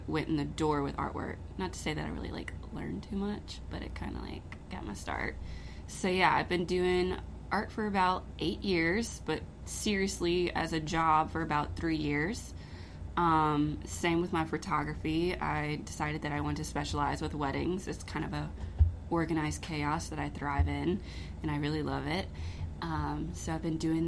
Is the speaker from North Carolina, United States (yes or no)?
no; Denham Springs, Louisiana, United States; moved away as an adult; now in Baton Rouge, United States; So I am actually from Denham Springs, which is about 45 minutes out from where we're recording right now in Baton Rouge